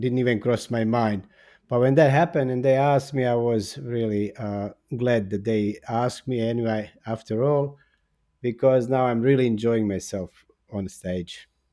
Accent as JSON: {"language": "English", "country": "Bosnia & Herzegovina", "tie": "born or raised there", "also_born_or_lived": "Australia", "second_language": "English", "moved": "as an adult", "lives_now": "Zagreb, Croatia", "said": "I was born in Bosnia, and then, uh, uh, w, I was twenty-five b, when I went to Australia"}